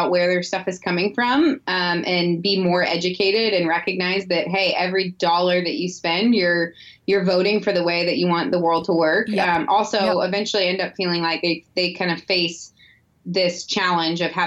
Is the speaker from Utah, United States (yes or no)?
no; St. Louis, Missouri, United States; I grew up in Missouri, in St. Louis, actually.